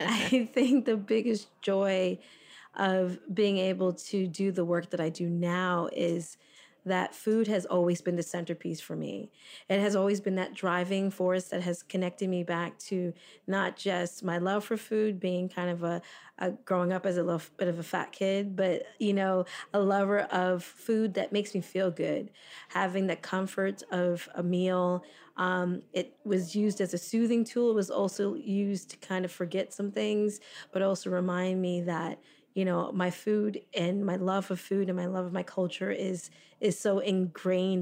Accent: South Florida, United States; moved away as an adult; also born or lived in Toronto, Canada; now in Fort Lauderdale, United States; I grew up in South Florida

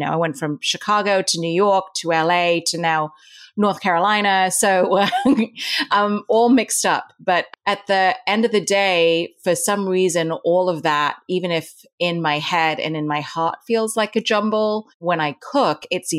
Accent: Dubai, United Arab Emirates; also born or lived in India; But I was born in India, but I grew up in Dubai in the Middle East. And in Dubai, I attended a British-run school.

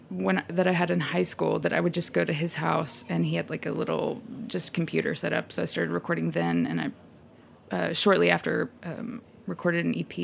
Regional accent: Texas, United States; I love Texas. It's... I mean, my childhood was, it was, you know, pretty boring, but I think I just had so much space to do whatever I wanted

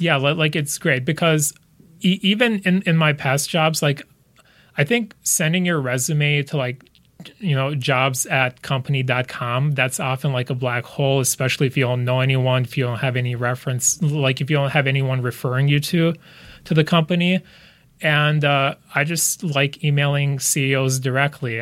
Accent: United States; also born or lived in Lithuania; I grew up in the U S

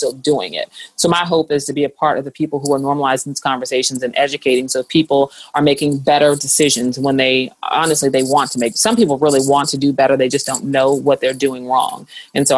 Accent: St. Louis, Missouri, United States; moved away; also born or lived in Atlanta, Georgia; Growing up in St. Louis, Missouri, it's just a different atmosphere

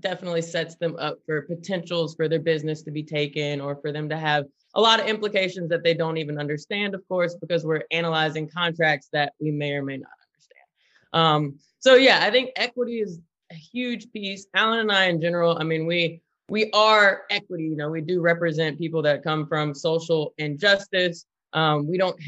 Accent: the South, United States; now in California, United States; We are from the South

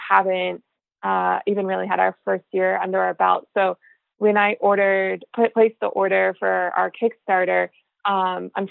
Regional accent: Florida, United States; moved away; also born or lived in California; growing up in Florida, then living in California near the ocean

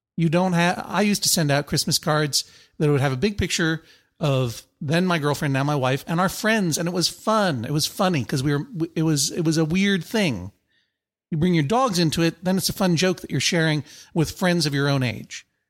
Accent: United States; I'm an American. I'm not, I'm not from Transylvania.

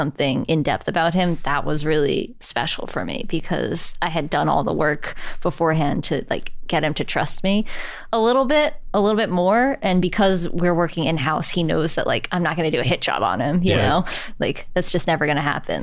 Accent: New York City, New York, United States; as a New Yorker

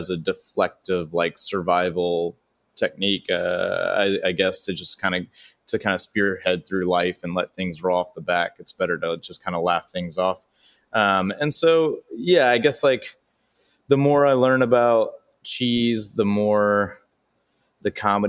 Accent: Baton Rouge, Louisiana, United States; now in Los Angeles, United States; I started doing stand-up at 14 at all age venues in my hometown of Baton Rouge, Louisiana

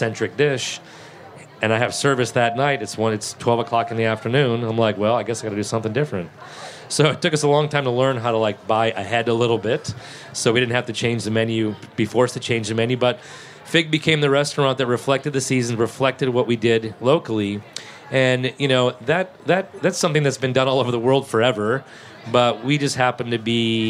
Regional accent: New England, United States; moved away as an adult; also born or lived in Martha's Vineyard / Boston / New Orleans / Atlanta; now in Charleston, United States; I was from New England

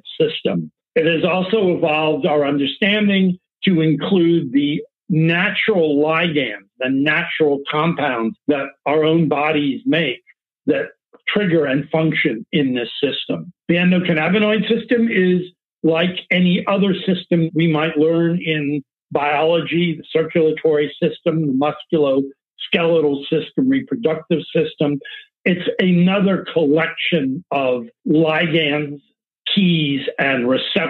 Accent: Palo Alto, California, United States; I've come from the Bay Area. I grew up in Palo Alto

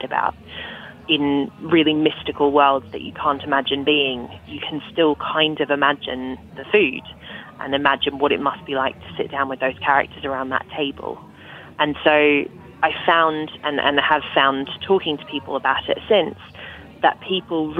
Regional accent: Australia; moved away as an adult; now in England; I grew up in Australia.

